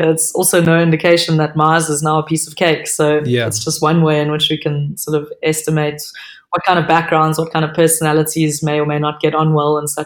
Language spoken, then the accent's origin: English; South Africa; if being a South African counts